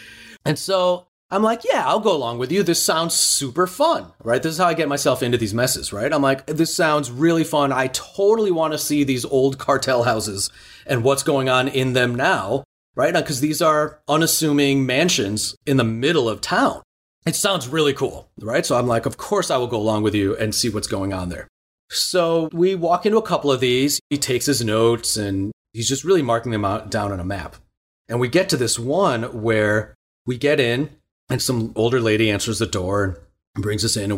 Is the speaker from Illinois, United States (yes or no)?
yes; Chicago, Illinois, United States; I grew up in Chicago listening to a lot of Latin music and a lot of Latin pop.